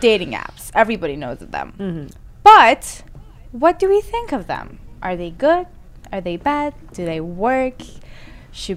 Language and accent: English; Iran; now in Toronto, Canada; born and raised in Iran, and now I live in Canada, Toronto